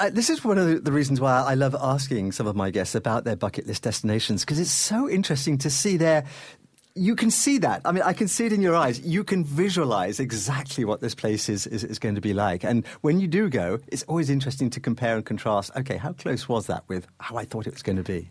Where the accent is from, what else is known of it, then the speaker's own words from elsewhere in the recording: Canada; as a Canadian